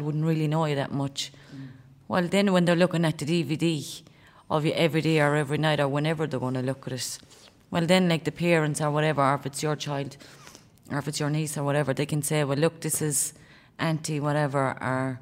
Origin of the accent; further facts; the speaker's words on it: Cork, Munster, Ireland; I'm from Cork